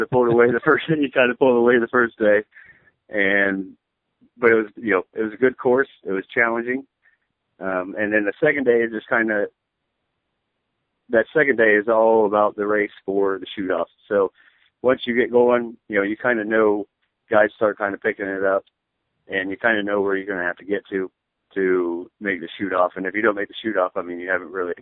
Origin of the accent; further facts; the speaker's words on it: Ohio, United States; I'm from Ohio